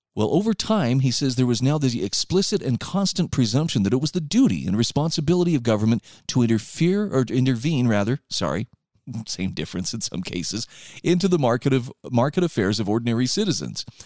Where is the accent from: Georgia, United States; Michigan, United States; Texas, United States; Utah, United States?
Utah, United States; my home state of Utah